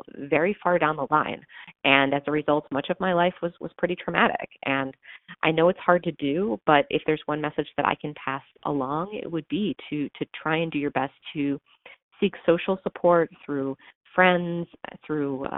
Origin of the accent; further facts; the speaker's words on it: suburbs of Washington, D.C., Maryland side, United States; moved away as an adult; also born or lived in New York; now in Chicago, United States; I grew up in the suburbs of Washington, D.C. on the Maryland side, just about 15 miles northwest of D.C.